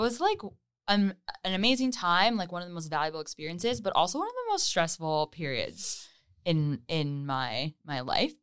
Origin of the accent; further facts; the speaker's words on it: Hamilton, Ontario, Canada; moved away as an adult; now in Toronto, Canada; I was born and raised in Hamilton